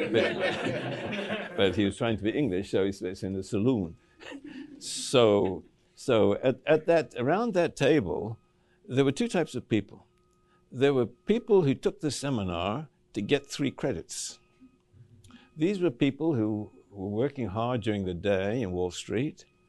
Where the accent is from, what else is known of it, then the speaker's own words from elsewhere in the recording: Cape Town, Western Cape, South Africa; I grew up in Cape Town, uh, in South Africa